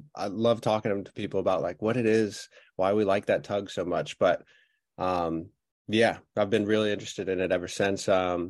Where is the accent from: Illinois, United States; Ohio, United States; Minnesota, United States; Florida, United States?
Florida, United States; That's right. Yeah. Caught my first fish at Wakava Island, or back then it was the Wakava Marina. Now it's the Wakava Island.